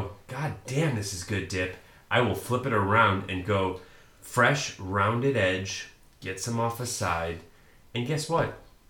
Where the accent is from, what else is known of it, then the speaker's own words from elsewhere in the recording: Chicago, Illinois, United States; Oh, yeah. I'm from Chicago.